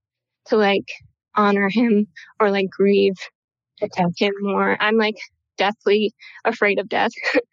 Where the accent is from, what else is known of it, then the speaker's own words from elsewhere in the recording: upstate New York, United States; now in Portland, United States; I live in Portland, Oregon. I'm from upstate New York